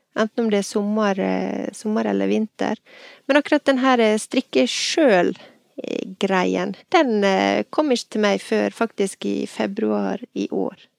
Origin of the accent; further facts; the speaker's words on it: Ulsteinvik, Møre og Romsdal, Norway; moved away as an adult; now in Bergen, Norway; jeg er fra Ulsteinvik, men jeg flytta til Bergen i 1998